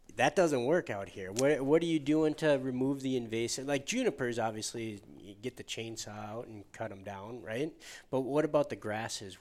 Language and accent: English; Midwest, United States; I'm always guilty as a Midwesterner